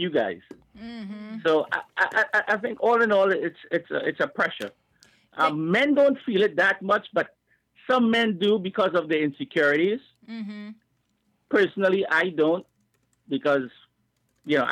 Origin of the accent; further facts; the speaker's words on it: Trinidad & Tobago; from Trinidad